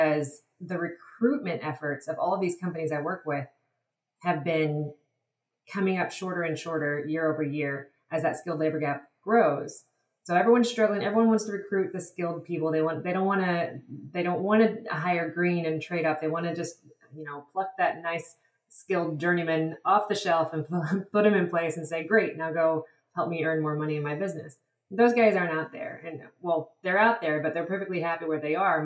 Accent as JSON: {"language": "English", "region": "Texas", "country": "United States", "also_born_or_lived": "Madagascar", "said": "I'm originally from Texas"}